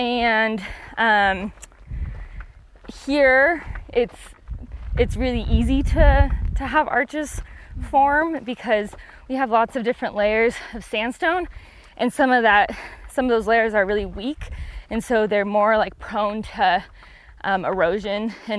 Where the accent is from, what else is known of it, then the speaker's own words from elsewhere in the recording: Oregon, United States; moved away; I grew up in Oregon